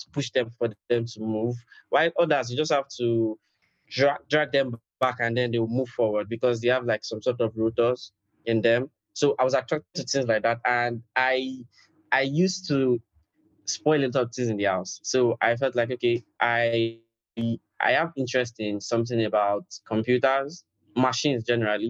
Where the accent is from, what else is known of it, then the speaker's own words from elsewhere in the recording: Nigeria; I'm from Nigeria